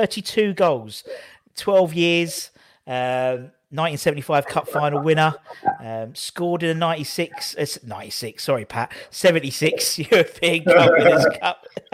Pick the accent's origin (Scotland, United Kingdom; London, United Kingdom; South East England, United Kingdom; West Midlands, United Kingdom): London, United Kingdom; Gidea Park; I'm from Old Church, so I sort of get you there. Oh, sorry, Giddy Park.